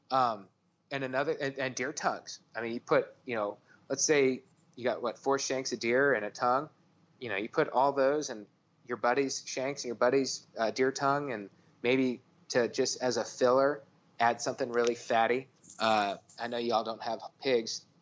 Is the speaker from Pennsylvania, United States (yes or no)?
no; Arizona, United States; being in Texas and growing up in Arizona, we ate, I Mexican food and Hispanic culture is, is just a huge part of my life.